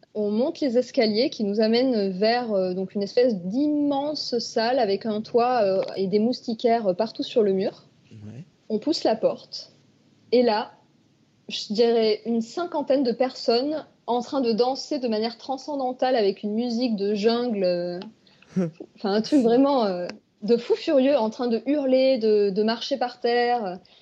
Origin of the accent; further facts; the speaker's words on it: France; Il y a même des plages à côté de chez nous en France